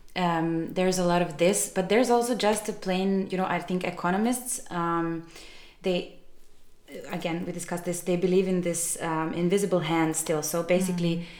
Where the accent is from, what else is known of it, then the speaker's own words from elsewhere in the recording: Belgrade, Serbia; moved away as an adult; also born or lived in Milan, Italy; I am originally from Serbia, from Belgrade